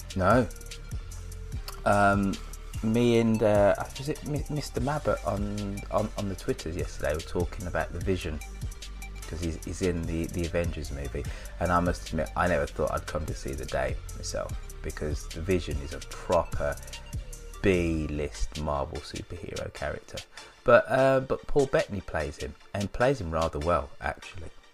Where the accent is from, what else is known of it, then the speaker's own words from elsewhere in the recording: United Kingdom; being all being all British